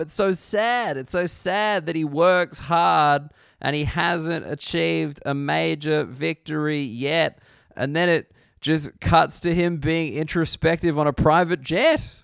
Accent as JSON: {"language": "English", "country": "Australia", "said": "as an Australian sports fan"}